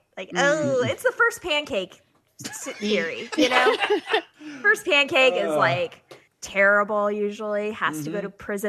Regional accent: Pensacola, Florida, United States; Pensacola, my hometown.

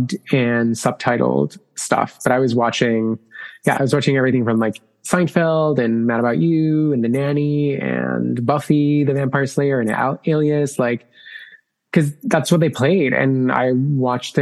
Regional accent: Colombia; English is a second language; moved away; I was born and raised in Colombia

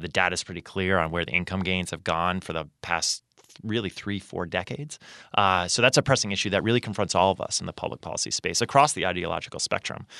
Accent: Sarasota, Florida, United States; moved away; I grew up in Sarasota, Florida

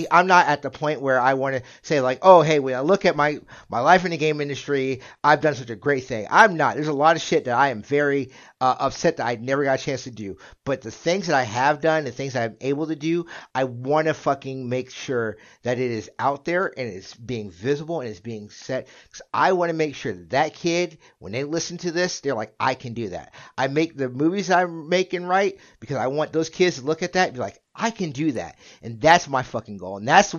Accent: Jacksonville, Florida, United States; When I was growing up in Jacksonville is a port city. We have a military base.

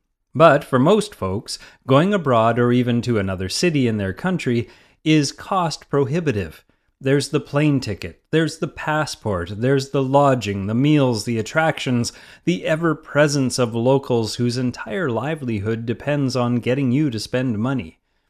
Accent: Maine, United States; now in Malibu, United States; From my early days as a kid growing up in Maine, where it seemed like everyone camped, to my death-defying adventures with Outward Bound in the wilds of New England as a teen, to my new current setup running a business in the Malibu Hills

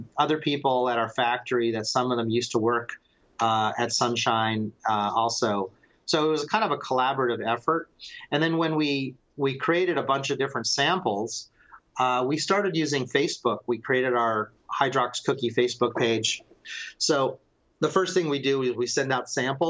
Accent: Palm Springs, California, United States; I grew up in Palm Springs, California. My family moved there from New York in 1965, and I was born a couple years later.

